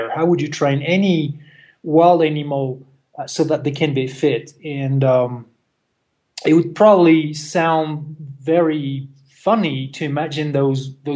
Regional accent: France; moved away; I'm originally from France

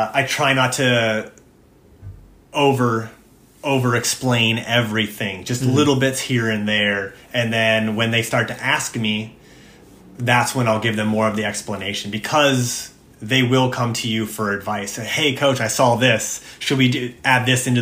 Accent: United States; I'm an American

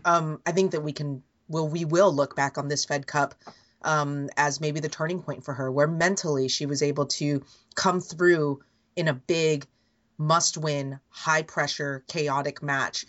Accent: Bay Area, California, United States; I've lived my life, most of my life, obviously, being an American and being Asian, Asian American, even in the Bay Area, feeling like you didn't blend

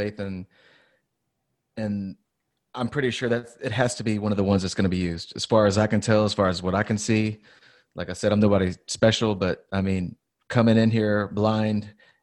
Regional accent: United States; I'm an American

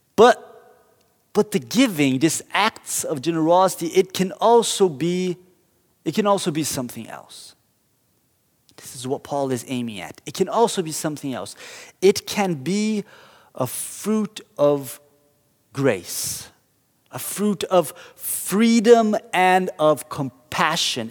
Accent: Curitiba, Paraná, Brazil; moved away; I grew up in Brazil, and in my hometown of Curitiba

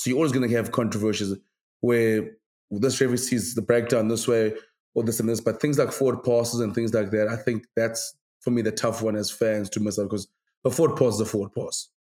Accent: South Africa; as South African fans in general, we're very like we're quite we're quite an arrogant country in terms of rugby.

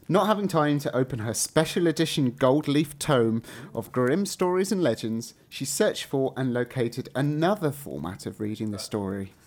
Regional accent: England, United Kingdom; accent: English; I'm going to slip back into my English accent

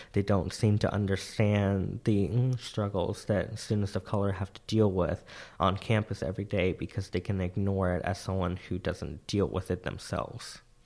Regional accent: Central Florida, United States; moved away; I was raised in Central Florida

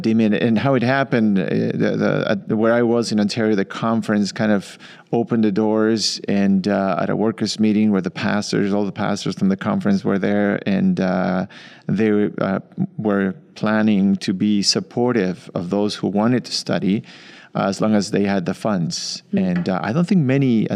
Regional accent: Uruguay; moved away as an adult; also born or lived in Argentina / Michigan, United States; I grew up in Uruguay, South America, and grew up in the church

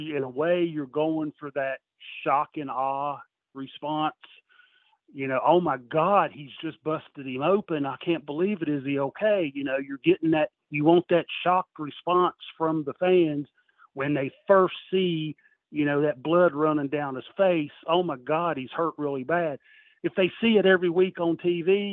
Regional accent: Christiansburg, Virginia, United States

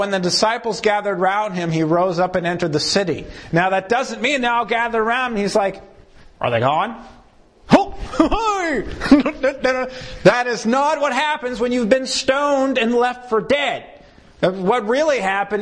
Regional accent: United States; as American Christians

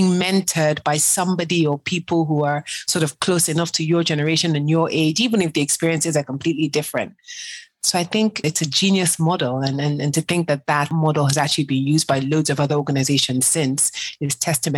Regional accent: Nigeria; moved away; I'm African to the core. I'm Nigerian before I'm anything else. And one of the reasons why I left the US in 2007, two reasons.

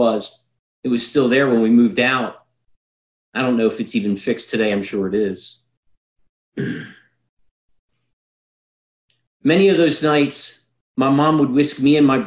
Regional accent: Brogue, Pennsylvania, United States; also born or lived in West York, Pennsylvania; When I was in third grade, we moved from West York Borough to the Brogue, idyllic setting to grow up, but it wasn't

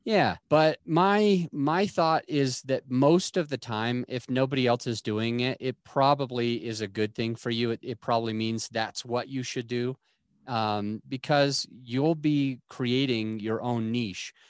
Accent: Utah, United States; where I grew up in Utah

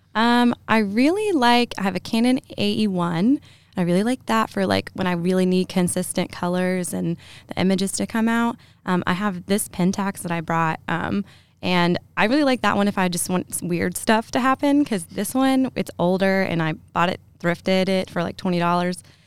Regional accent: Lexington, Kentucky, United States; I'm from Lexington. I grew up here

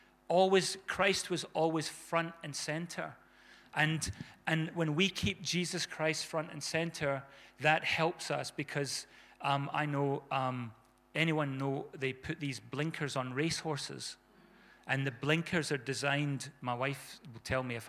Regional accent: South Africa; when we were kids growing up in South Africa

